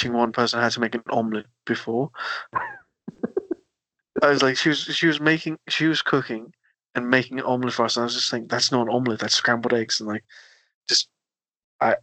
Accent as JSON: {"language": "English", "country": "United Kingdom", "said": "being British and Indian"}